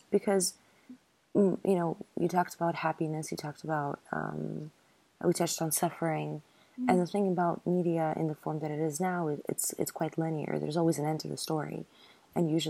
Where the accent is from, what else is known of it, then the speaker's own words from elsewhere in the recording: Ukraine; I come from Ukraine